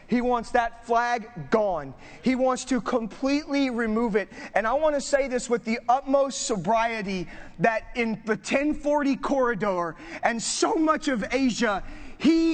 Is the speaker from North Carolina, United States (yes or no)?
no; Southern California, United States; now in Northern California, United States; I grew up in Southern California.